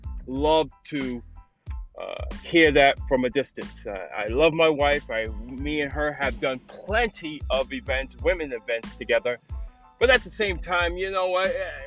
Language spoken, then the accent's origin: English; New York City, New York, United States; I grew up in the Bronx in a city called Parkchester.